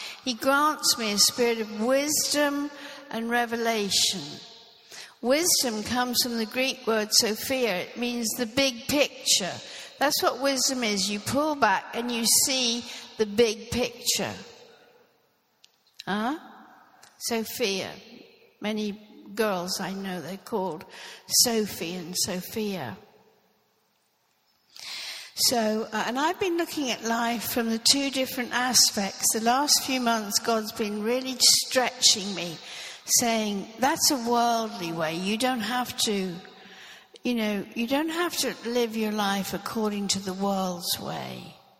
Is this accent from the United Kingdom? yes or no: yes; Norfolk, East of England, United Kingdom; I grew up in Norfolk. I was born in Norfolk and I grew up there. And I grew up in the Anglican church.